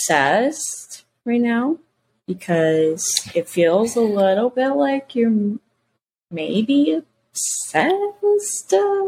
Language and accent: English; Mississippi, United States; I'm a Southern girl. I'm a Southern belle through and through, born and raised in Mississippi, y'all.